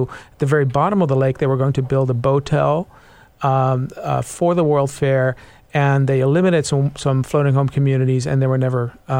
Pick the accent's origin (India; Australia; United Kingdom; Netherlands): Netherlands; now in Seattle, United States; I was raised in the Netherlands, kind of a seafaring nation.